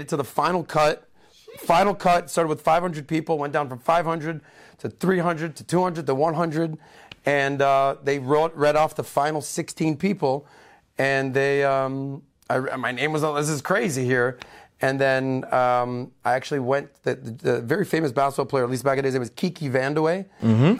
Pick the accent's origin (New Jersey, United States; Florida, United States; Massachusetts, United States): Florida, United States; Miami; also born or lived in Denver; I'm born and raised in Miami